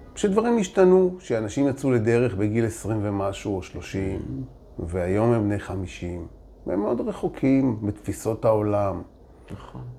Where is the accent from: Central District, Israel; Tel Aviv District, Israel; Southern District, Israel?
Tel Aviv District, Israel; Holon; also born or lived in Jaffa; אני גדלתי ביפו וחולון